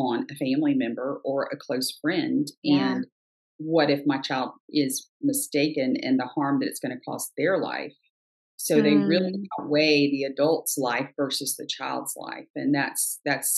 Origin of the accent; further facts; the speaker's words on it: right outside of Savannah, Georgia, United States; I grew up right outside of Savannah